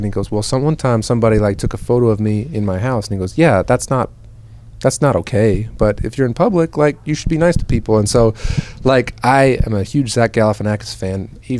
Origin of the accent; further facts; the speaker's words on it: Kalamazoo, Michigan, United States; moved away as an adult; also born or lived in Chicago, Illinois; now in Nashville, United States; I was born in Chicago. My whole family's from Chicago, and then I grew up in a town. It's halfway between Chicago and Detroit. So my mom's family has always had a lake house in West Michigan, which is basically Kalamazoo.